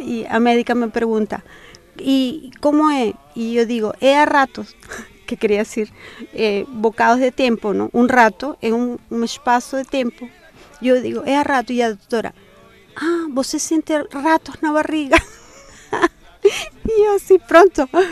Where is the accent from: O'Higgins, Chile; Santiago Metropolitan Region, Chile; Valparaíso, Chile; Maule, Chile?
Santiago Metropolitan Region, Chile; Santiago; moved away as an adult; now in Portugal; soy de Santiago de Chile, estoy aquí a 26 años